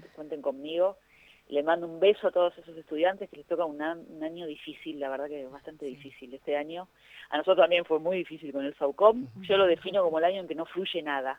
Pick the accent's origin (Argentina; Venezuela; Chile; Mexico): Argentina; en mi país